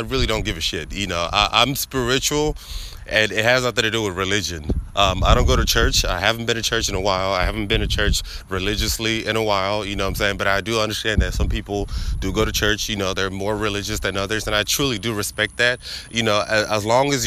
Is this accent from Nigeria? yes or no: yes; Nigeria; born or raised there; now in United States